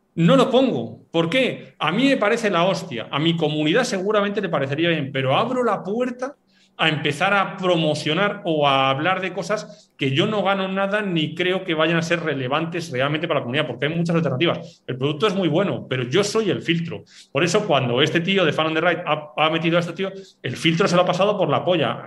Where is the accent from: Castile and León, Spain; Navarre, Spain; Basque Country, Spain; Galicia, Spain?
Basque Country, Spain; yo soy vasco